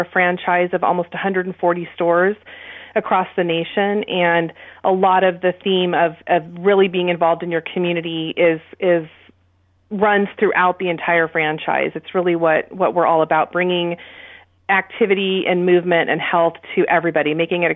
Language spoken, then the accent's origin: English; Aptos, California, United States; moved away as an adult; also born or lived in Sacramento, California; I grew up in Aptos.